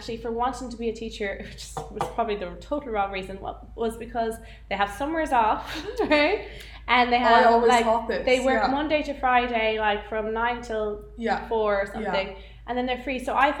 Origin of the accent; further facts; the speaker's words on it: Oranmore, Connacht, Ireland; moved away as an adult; also born or lived in Limerick; now in Los Angeles, United States; I was born and raised in Galway, mostly in Oranmore. And then I went to university to be a teacher in Limerick.